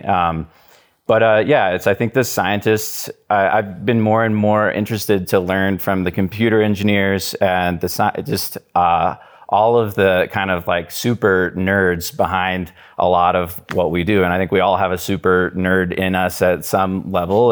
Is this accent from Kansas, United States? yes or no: yes; Wichita, Kansas, United States; I grew up in Wichita, Kansas, and that's where I live right now